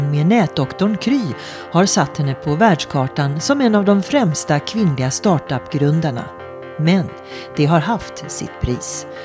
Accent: Borås, Västra Götaland, Sweden; born there; Född i Borås, uppvuxen

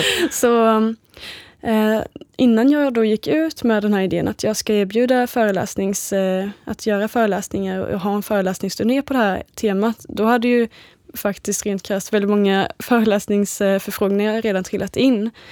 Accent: Småland, Sweden; Jag är ju uppvuxen i Småland.

